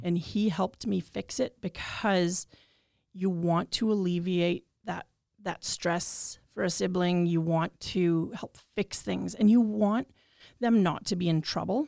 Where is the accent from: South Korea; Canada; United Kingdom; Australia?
Canada; Regina, Saskatchewan; I'm born and raised in Regina, Treaty Four territory